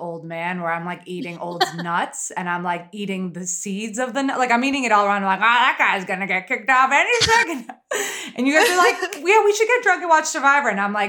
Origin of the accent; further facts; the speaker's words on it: New York City, New York, United States; I'm a New Yorker.